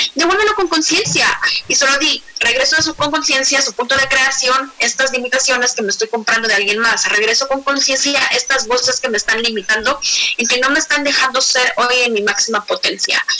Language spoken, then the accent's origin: Spanish; Guatemala; now in Mexico City, Mexico; yo soy de Guatemala, ahora vivo en Ciudad de México